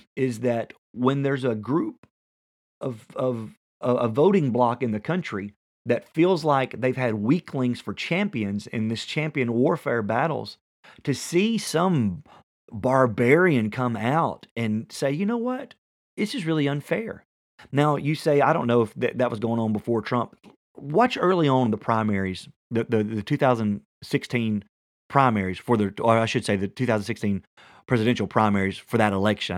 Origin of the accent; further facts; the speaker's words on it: Tennessee, United States; I'm from Tennessee